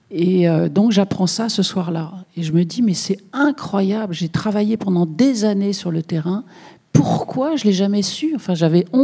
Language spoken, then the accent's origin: French; Bouches-du-Rhône, Provence-Alpes-Côte d'Azur, France; je viens des Bouches-du-Rhône.